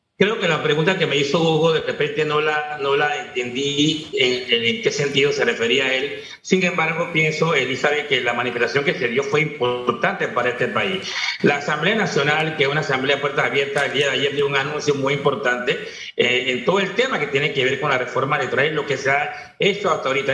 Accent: Panama; como todo panameño

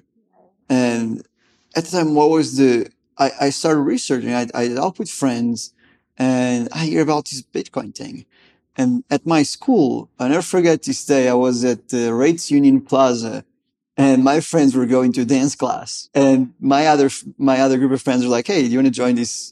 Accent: Lisbon, Portugal; moved away as an adult; also born or lived in Gainesville, Florida; I'm originally from Lisbon, Portugal, out there in Europe.

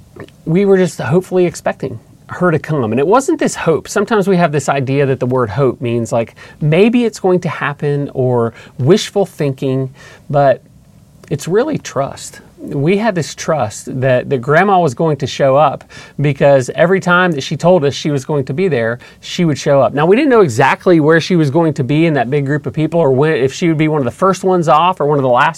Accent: Atlanta, Georgia, United States; we grew up in just outside of Atlanta in a suburb

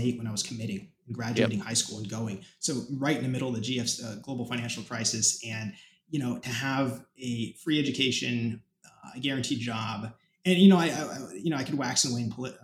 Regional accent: Arizona, United States; moved away; I was in the middle of nowhere in a desert in Arizona, I was exposed to just seeing, you know, the railroad cars every couple hours

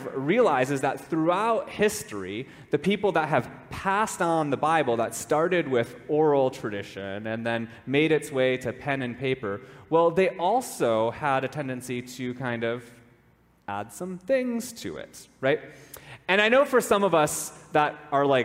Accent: Minnesota, United States; I grew up in Minnesota, and growing up in Minnesota, one of the things that you do is you spend time on the lake

